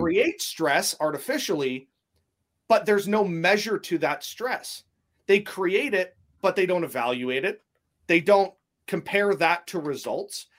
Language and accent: English; Canada; being a Canadian